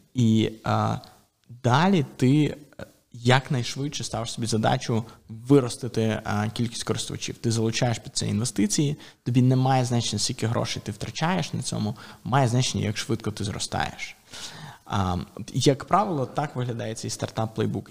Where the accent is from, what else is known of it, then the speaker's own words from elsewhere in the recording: Ukraine; І ми самі з України